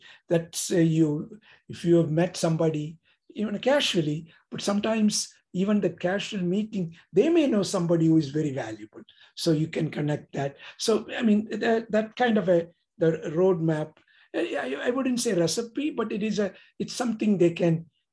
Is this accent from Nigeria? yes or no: no; India; moved away as an adult; now in United States; we came from India. My kids are born here.